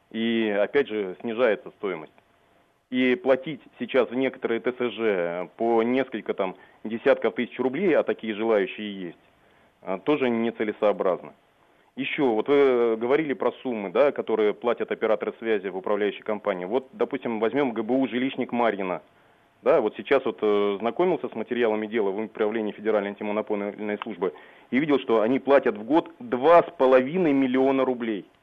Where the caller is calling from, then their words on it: Moscow, Russia; я из Москвы вам звоню